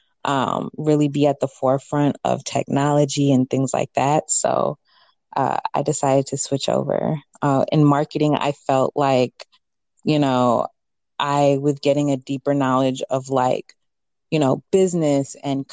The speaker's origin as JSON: {"language": "English", "town": "Chicago", "region": "Illinois", "country": "United States", "tie": "born or raised there", "said": "I was born here in America, in Chicago specifically"}